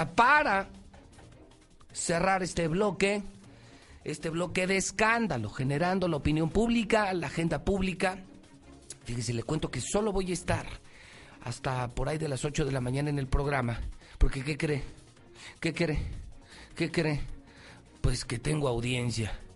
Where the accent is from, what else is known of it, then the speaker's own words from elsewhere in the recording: Mexico; por mi pueblo, por mi gente, por mi México